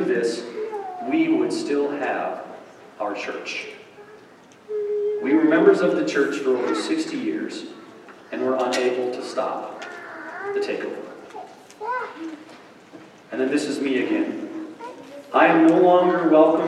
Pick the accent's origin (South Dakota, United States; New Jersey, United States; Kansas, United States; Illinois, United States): South Dakota, United States; Brookings; moved away; I grew up in the Church of God in Brookings, South Dakota.